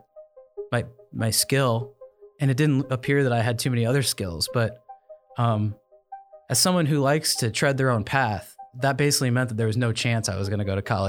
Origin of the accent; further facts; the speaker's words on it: Grand Island, Nebraska, United States; I was born in Grand Island, Nebraska